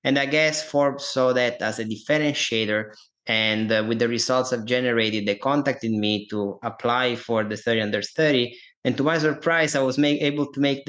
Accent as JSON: {"language": "English", "country": "Italy", "accent": "Italian", "second_language": "English", "moved": "as an adult", "lives_now": "United States", "said": "I'm Italian. You probably guys can hear that from my accent here."}